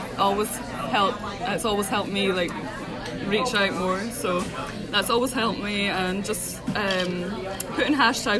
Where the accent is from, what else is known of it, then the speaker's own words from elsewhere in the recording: Scotland, United Kingdom; accent: Scottish; I'm from Scotland. I'm so happy to be with you guys today on the podcast. I'm 22